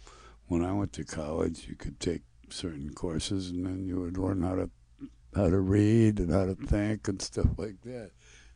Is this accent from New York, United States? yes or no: no; Flint, Michigan, United States; Yeah, I'm from Flint.